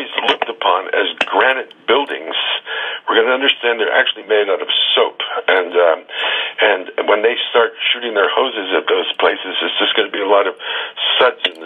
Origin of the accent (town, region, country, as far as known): United States